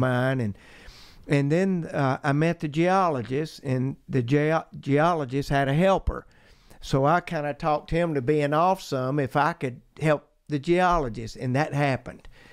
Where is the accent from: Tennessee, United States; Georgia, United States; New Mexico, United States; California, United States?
Georgia, United States; Rome; moved away; I grew up in Rome, Georgia, north of Atlanta. Uh, it's the mountain area of, of Georgia, so I am a mountain boy